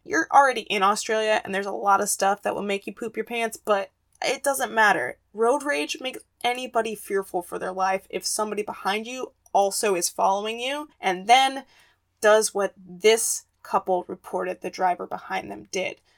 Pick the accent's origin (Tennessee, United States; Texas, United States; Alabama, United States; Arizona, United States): Arizona, United States; my home state of Arizona